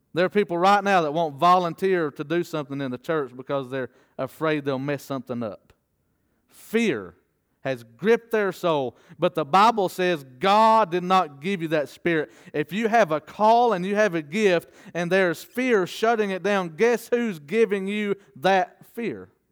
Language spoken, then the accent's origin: English; the South, United States; as a Southerner